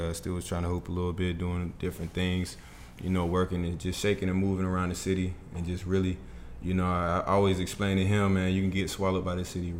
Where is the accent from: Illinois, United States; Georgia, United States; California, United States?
Georgia, United States; Clayton County; also born or lived in McDonough, Georgia / Winston-Salem, North Carolina; I grew up in the Clayton County area. I went to Lovejoy. I grew up and went to Lovejoy Middle School, Lovejoy High School. Then I transferred out to McDonough, went to Eagles Landing, graduated from there.